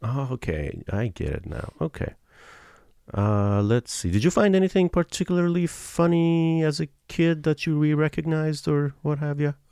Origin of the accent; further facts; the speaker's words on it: Iran; moved away; I'm from Iran